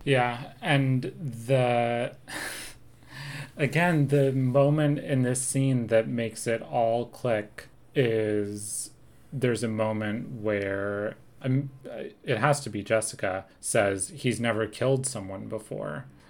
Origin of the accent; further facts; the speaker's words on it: Seattle, Washington, United States; also born or lived in New York / New Jersey; now in New York/New Jersey, United States; I grew up in Seattle and now we live in New York, New Jersey